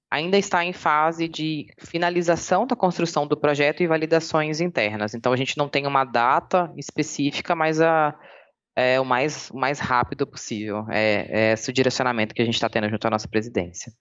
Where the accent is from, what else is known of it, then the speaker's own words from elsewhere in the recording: Espírito Santo, Brazil; moved away as an adult; also born or lived in Bahia; Eu sou capixaba, minha família é ah. é capixaba, meu filho é capixaba.